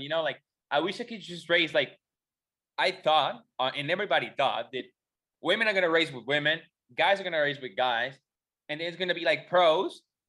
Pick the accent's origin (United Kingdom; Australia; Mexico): Mexico; not a lot of Mexicans go